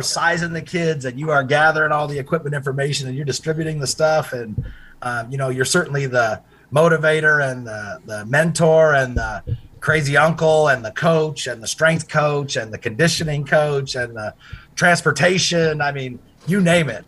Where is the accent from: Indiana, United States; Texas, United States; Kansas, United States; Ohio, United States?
Indiana, United States; Indianapolis; moved away as an adult; also born or lived in California / Hanover, New Hampshire / Chicago, Illinois; now in Charleston, United States; having been a Midwest native, um, growing up in Indianapolis